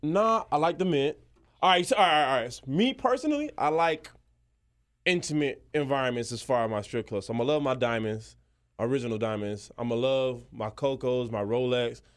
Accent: Miami, Florida, United States; I'm from Miami.

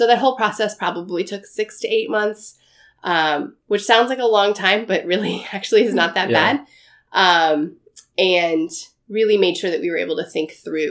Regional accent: Arizona, United States; But I, despite my cold accent right now, have kind of a non-accent because I'm from Arizona, which is commonly understood to not have really any accent.

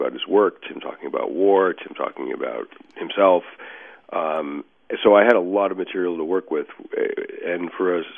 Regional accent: Boston, Massachusetts, United States; I'm from Boston

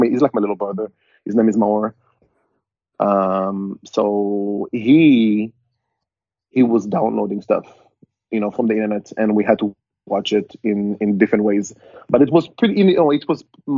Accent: Israel; moved away as an adult; now in San Diego, United States; growing up in Israel

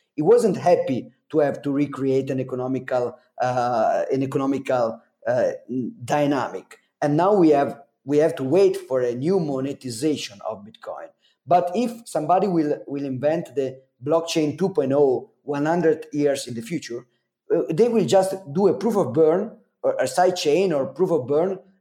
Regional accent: Italy; accent: Super Mario accent; English is a second language; I'm not an English speaker, as you can as you can uh, understand from my Super Mario accent

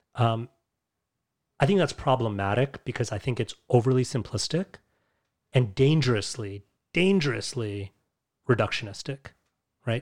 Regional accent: New York, United States; Born and raised in the United States, in New York specifically

